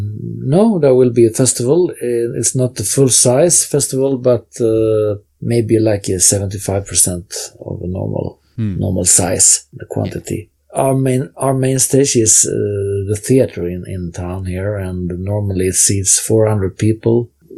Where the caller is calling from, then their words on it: Ystad, Skåne, Sweden; English is a second language; Right now, I'm at my home in the small town of Ystad, Sweden.